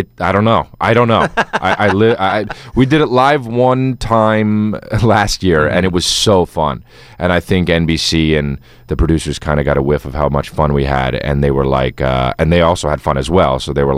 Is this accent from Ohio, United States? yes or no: no; New Jersey, United States; Well, I don't know, though. You know, I'm from New Jersey, so.